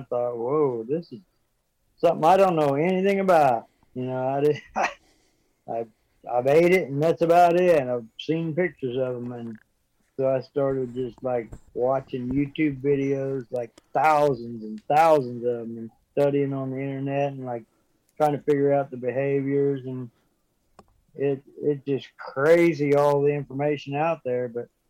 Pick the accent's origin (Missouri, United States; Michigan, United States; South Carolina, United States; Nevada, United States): Missouri, United States; Fair Grove; I grew up in Fairgrove, Missouri, and I've spent most of my life outdoors hunting and fishing